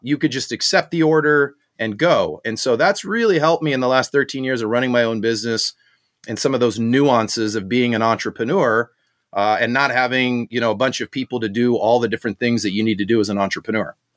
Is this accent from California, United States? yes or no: yes; Southern California, United States; also born or lived in South Africa; I grew up in Southern California